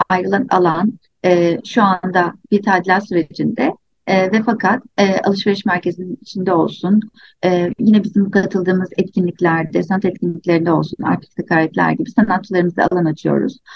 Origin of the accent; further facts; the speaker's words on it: İzmir, Turkey; ben İzmir'de büyüdüm.